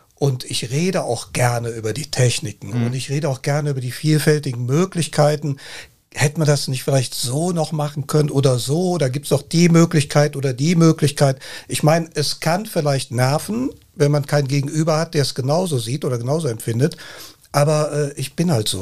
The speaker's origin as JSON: {"language": "German", "town": "Cologne", "region": "North Rhine-Westphalia", "country": "Germany", "tie": "born or raised there", "said": "Ich sage immer, ich bin Kölner. Ich bin hier in Köln geboren"}